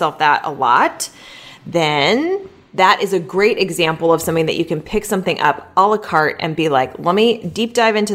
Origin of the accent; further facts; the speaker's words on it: Southern California, United States; we are from Southern California